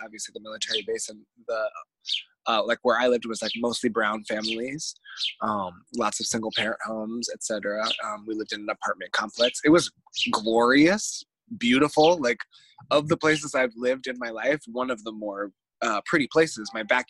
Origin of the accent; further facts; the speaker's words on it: Novato, California, United States; now in Oakland, United States; I grew up in a single parent home in what is called an unincorporated part of a town called Novato, which is the last town before Sonoma County.